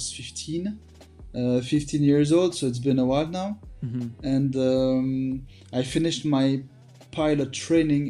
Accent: Belgium; Born and raised in Belgium

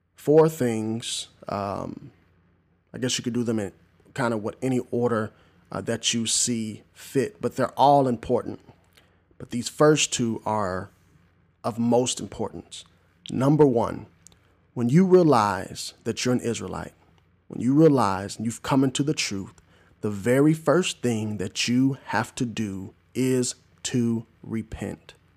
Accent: Southern Illinois, United States; moved away; also born or lived in Arlington, Tennessee; in Southern Illinois, my hometown

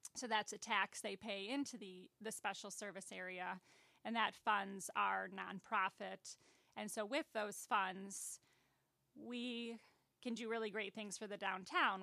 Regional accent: Aurora, Illinois, United States; also born or lived in Boulder Hill; I am from Aurora.

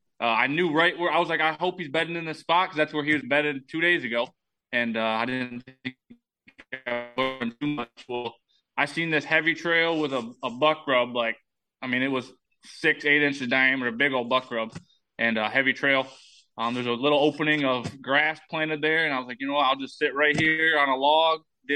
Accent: Michigan, United States; I always tell everybody I like the animal, but not like Wisconsin, because I'm from Michigan, so.

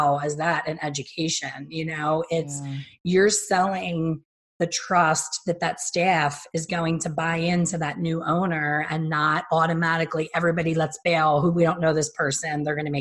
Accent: Philadelphia, Pennsylvania, United States; I'm from Philly, and I've had enough Philly winters

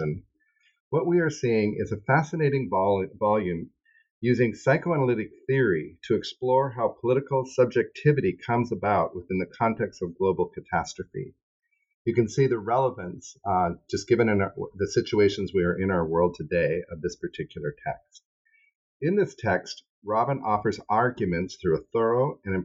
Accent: Seattle, Washington, United States; we're both from Seattle

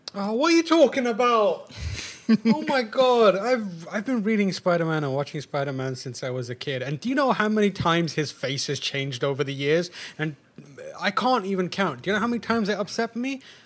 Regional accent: England, United Kingdom; moved away; also born or lived in Pakistan; being English and Pakistani

